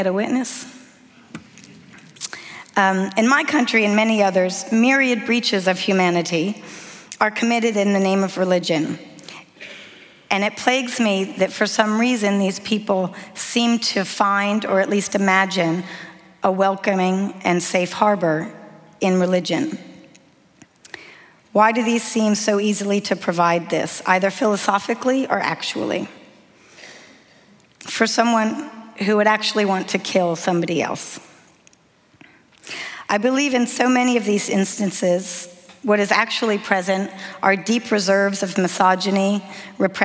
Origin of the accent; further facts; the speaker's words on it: United States; I'm American